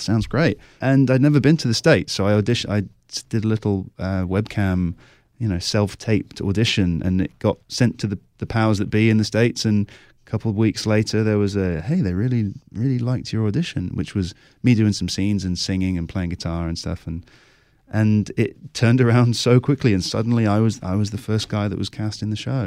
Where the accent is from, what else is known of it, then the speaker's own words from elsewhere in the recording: Cornwall, South West England, United Kingdom; moved away as an adult; also born or lived in London; I grew up in Southwest England in Cornwall, Uh, moved to London, did my acting degree there, and I've been living in London for a while.